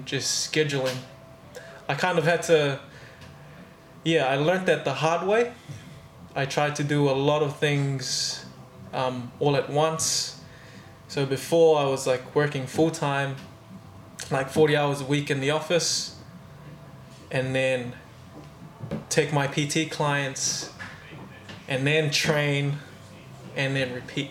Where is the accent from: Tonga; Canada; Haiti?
Tonga; moved away as an adult; also born or lived in Australia; now in New Zealand; Raised in Tonga my whole life.